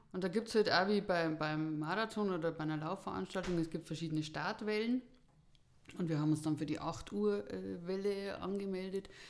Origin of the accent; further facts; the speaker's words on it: Buch am Buchrain, Bavaria, Germany; also born or lived in Taufkirchen; komme aus Buch am Buch rein im Landkreis Erding